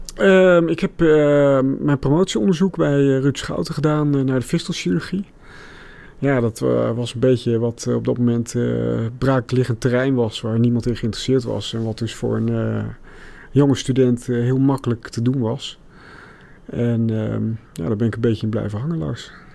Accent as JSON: {"language": "Dutch", "town": "Middelburg", "region": "Zeeland", "country": "Netherlands", "tie": "born or raised there", "also_born_or_lived": "Rotterdam / Delft", "moved": "as an adult", "said": "ik ben opgegroeid in Zeeland, in Middelburg."}